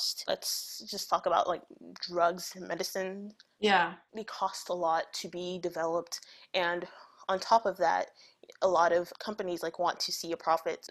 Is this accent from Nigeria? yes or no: yes; Nigeria; moved away; I grew up in Nigeria